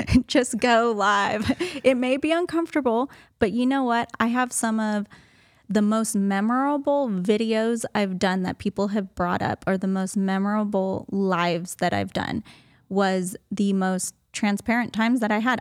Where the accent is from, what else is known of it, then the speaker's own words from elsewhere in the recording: Los Angeles, California, United States; moved away as an adult; also born or lived in San Diego; now in Tyler, United States; I was born and raised in Los Angeles